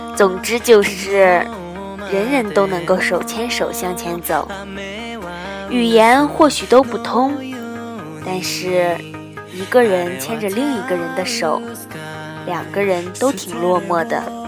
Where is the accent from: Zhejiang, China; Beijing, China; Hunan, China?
Hunan, China; 我一直自诩出生在湖南的热闹城市